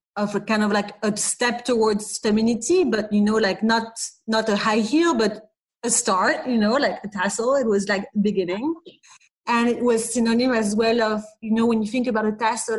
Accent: Paris, Île-de-France, France; English is a second language; We were going mostly on the weekend to London, but we were really living in Paris. You can see I don't have a British accent

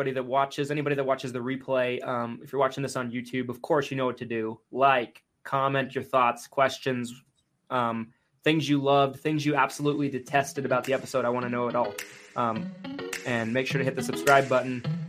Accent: Salt Lake City, Utah, United States; Salt Lake City, Utah, my hometown.

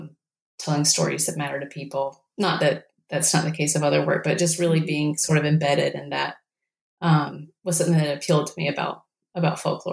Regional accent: North Carolina, United States; I grew up with them in Eastern North Carolina.

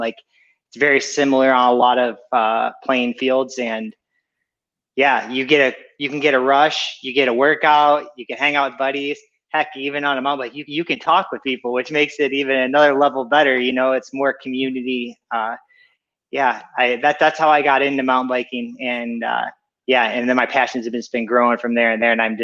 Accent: Ohio, United States; moved away as an adult; also born or lived in California; now in Murrieta, United States; I grew up in Ohio, so there's not much mountains

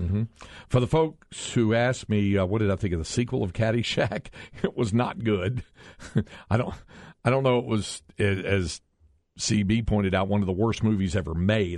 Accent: North Carolina, United States; now in Texas, United States; growing up in North Carolina

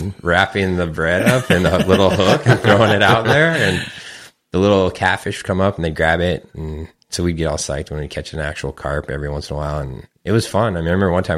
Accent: Menifee, California, United States; also born or lived in San Diego, California; My parents moved out to Sun City, which is now Menifee. It's just east of Marietta, probably when I was about second or third grade

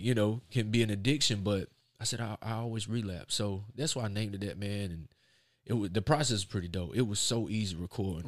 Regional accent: Raleigh, North Carolina, United States; I'm from Raleigh, North Carolina

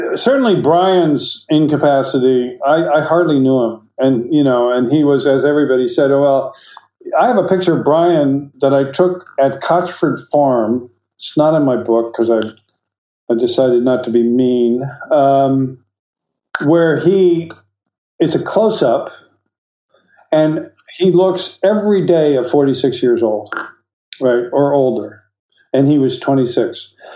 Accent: United States; I'm an American

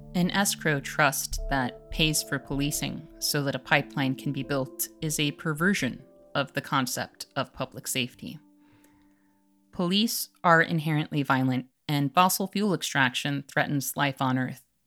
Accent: Chicago, Illinois, United States; As a Chicagoan

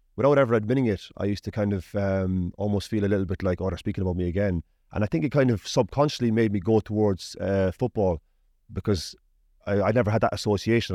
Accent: Ireland; moved away as an adult; also born or lived in Preston; now in Manchester, United Kingdom; I ended up staying in the League of Ireland as a 16 year old and then stayed there until I was 21

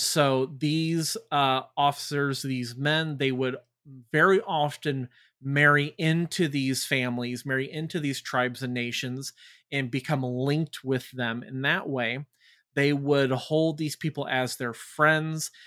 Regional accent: United States; we rebelled against them as Americans

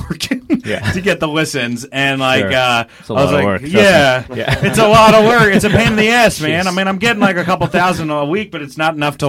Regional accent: Milwaukee, Wisconsin, United States; I gotta talk about growing up in Milwaukee now.

